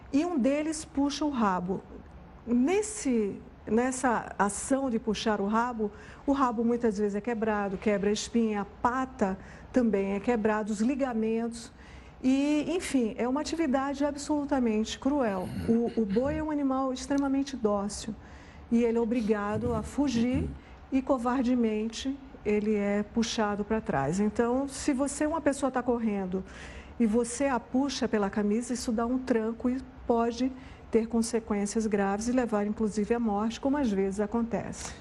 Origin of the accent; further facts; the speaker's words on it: Pernambuco, Brazil; Eu sou nordestina, nasci em Pernambuco